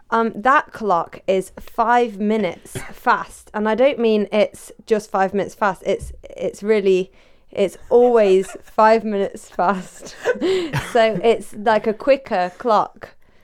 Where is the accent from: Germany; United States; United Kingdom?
United Kingdom; We're British.